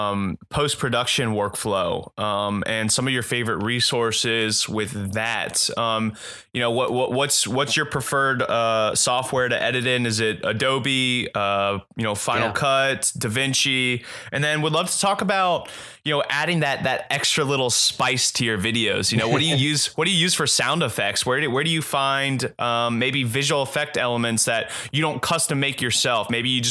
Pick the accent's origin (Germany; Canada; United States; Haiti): United States; Cincinnati, Ohio; moved away; I'm originally from Cincinnati and, my dad's side of the family's from Columbus.